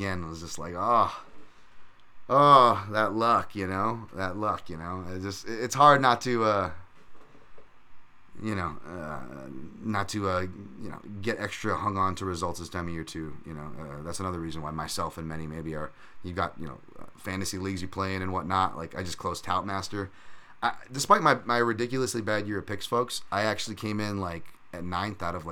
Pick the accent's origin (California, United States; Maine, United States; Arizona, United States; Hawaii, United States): Hawaii, United States; I'm bad Hawaiian